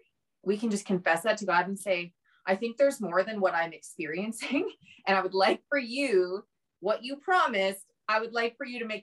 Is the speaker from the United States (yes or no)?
no; Canada; I'm on Instagram, …, you know, because we're Canadian.